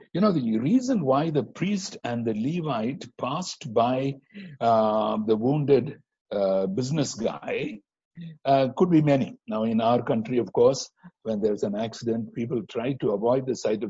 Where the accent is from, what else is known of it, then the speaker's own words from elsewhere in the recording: India; moved away; also born or lived in Singapore; as Indian Christians